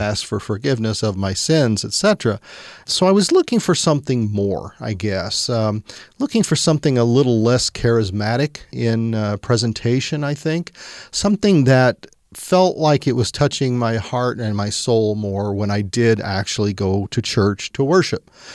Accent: central Missouri, United States; growing up in the Midwest, which was Bible Belt, and uh, quite mm. frankly, I guess we were on the northern end central Missouri

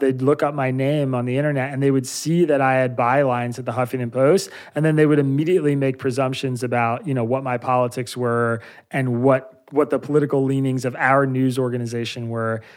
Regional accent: Bucks County, Pennsylvania, United States; also born or lived in East Jerusalem, Israel; I grew up in Bucks County, Pennsylvania

